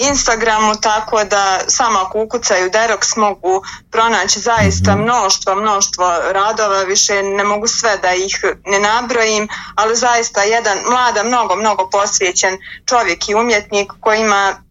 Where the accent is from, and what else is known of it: Bosnia & Herzegovina